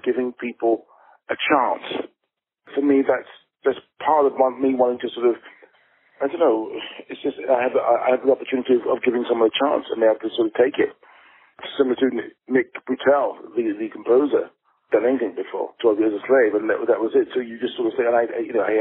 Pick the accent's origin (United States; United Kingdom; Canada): United Kingdom; England; as an English, a British filmmaker